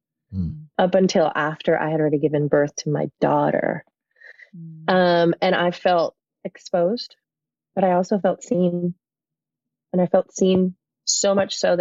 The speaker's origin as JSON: {"language": "English", "country": "Puerto Rico", "tie": "born or raised there", "also_born_or_lived": "New York, United States", "said": "When I was 7 years old, I had to be moved. Our family moved from one country to another. We moved from New York to Puerto Rico"}